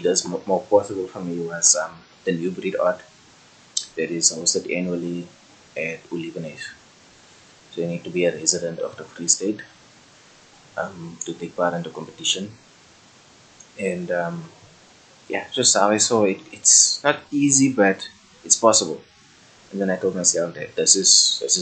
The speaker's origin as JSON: {"language": "English", "town": "Kimberley", "region": "Northern Cape", "country": "South Africa", "tie": "born or raised there", "also_born_or_lived": "Johannesburg / Bloemfontein", "said": "I was born in Kimberley, but I grew up in Johannesburg in grade 9. That was about 2011, 2012, I'm not sure. Then we relocated back to Kimberley."}